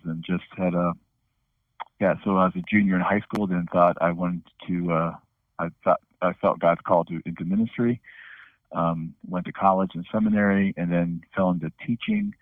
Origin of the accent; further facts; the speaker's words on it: Ohio, United States; I was raised in Ohio.